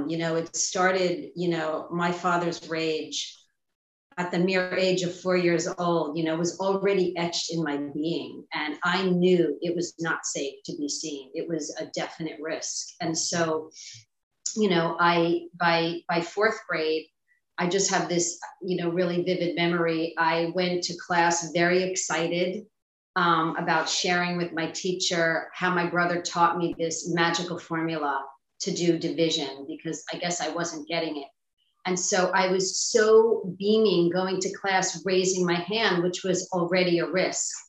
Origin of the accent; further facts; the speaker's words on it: Long Island, New York, United States; I grew up in New York um, on Long Island.